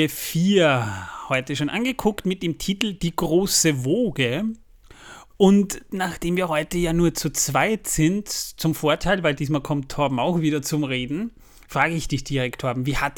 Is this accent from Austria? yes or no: yes; Austria; Ich bin ja Österreicher. Wir haben ja, im Grunde genommen haben wir auch eine Bierkultur